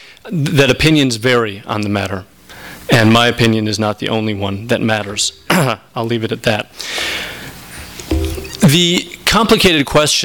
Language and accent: English; Minneapolis, Minnesota, United States; I grew up in Minneapolis, Minnesota, and my father spent a great deal of my childhood in prison